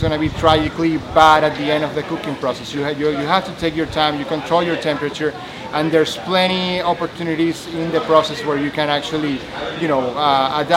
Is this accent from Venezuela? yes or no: yes; Venezuela; moved away as an adult; now in Memphis, United States; I am from Venezuela